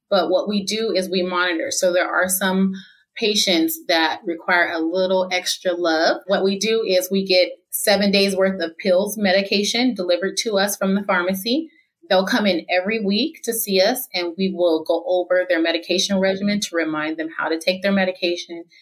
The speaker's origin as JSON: {"language": "English", "town": "Fontana", "region": "California", "country": "United States", "tie": "born or raised there", "said": "I've lived here my whole life. I'm 43 years old and I was raised in Fontana Rialto area, San Bernardino"}